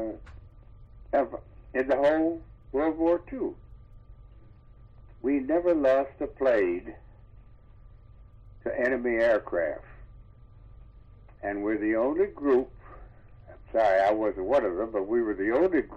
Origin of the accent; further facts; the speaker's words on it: Detroit, Michigan, United States; moved away; I'm a Detroiter from Detroit, Michigan